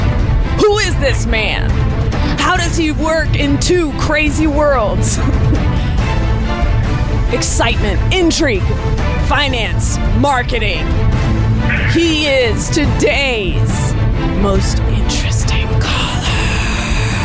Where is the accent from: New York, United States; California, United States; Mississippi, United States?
California, United States; San Francisco; now in Los Angeles, United States; Bay Area people, this is my hometown